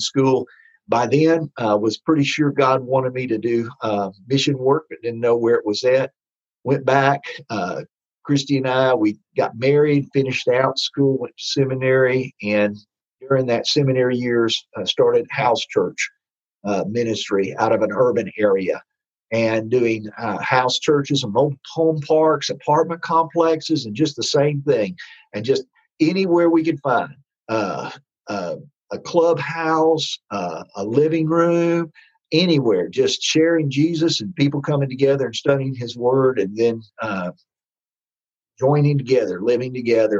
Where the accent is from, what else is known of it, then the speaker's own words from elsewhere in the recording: Texas, United States; accent: Texas; me with my Texas accent up in La Crosse, Wisconsin